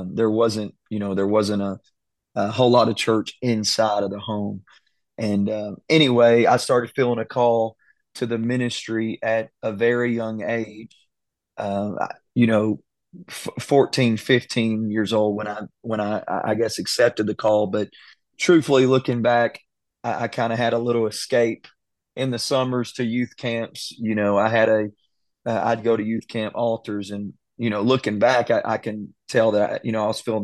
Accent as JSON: {"language": "English", "town": "Silsbee", "region": "Texas", "country": "United States", "tie": "born or raised there", "said": "I grew up in Silsby, Texas. This is Southeast Texas"}